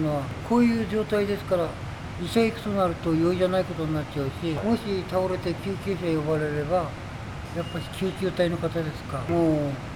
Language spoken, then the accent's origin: Japanese; Ashikaga, Tochigi, Japan; moved away as an adult; now in Tokyo, Japan; 地元の栃木県足利市